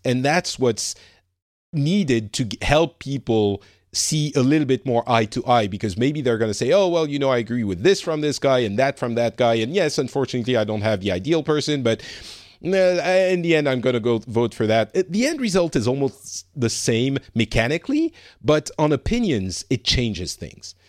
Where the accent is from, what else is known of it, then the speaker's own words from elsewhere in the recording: France; I'm from France